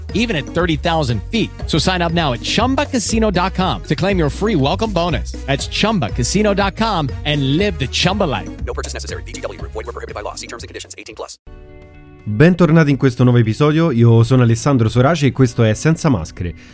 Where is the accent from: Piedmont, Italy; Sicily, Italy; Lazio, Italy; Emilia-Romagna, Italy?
Lazio, Italy; Rome; io so De Roma